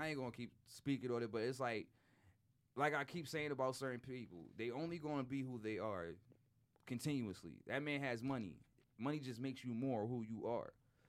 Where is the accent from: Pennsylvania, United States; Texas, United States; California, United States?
Pennsylvania, United States; Philadelphia; I lived in North all my life. I'm on 8th and Erie. I'm not far from Max's.